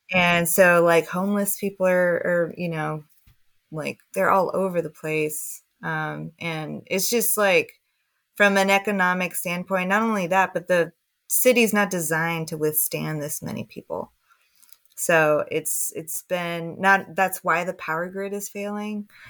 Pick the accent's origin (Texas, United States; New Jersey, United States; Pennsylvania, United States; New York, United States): Texas, United States; Houston; I grew up in Houston, so I grew up with all that swish at house stuff